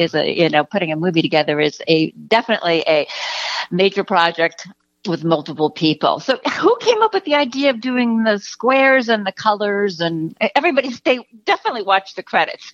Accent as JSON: {"language": "English", "country": "United States", "moved": "yes", "lives_now": "California, United States", "said": "I'm from the New York area, uh, eh, East, you know, New York, New Jersey area"}